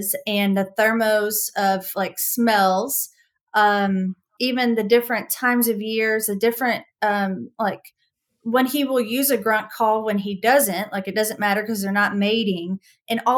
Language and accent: English; the South, United States; I'm from the South